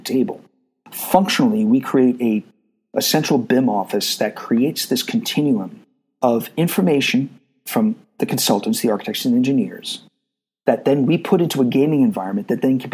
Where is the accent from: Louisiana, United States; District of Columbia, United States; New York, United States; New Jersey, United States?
New York, United States; New York City; growing up in New York City in an Italian neighborhood